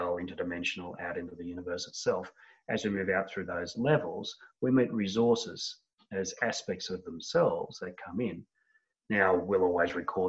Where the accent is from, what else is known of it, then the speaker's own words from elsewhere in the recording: Australia; accent: Australian; from my accent, most of my people are in Australia